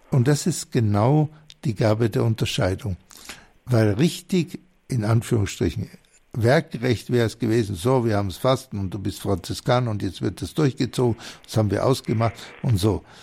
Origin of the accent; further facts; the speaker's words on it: Bavaria, Germany; sympathisch, ich bin ja selber Oberbayer, also das klingt für mich total vertraut.